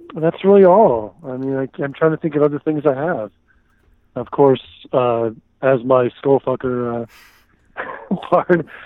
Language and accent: English; Houston, Texas, United States; moved away as an adult; also born or lived in Austin, Texas; now in Los Angeles, United States; I am originally from uh, Houston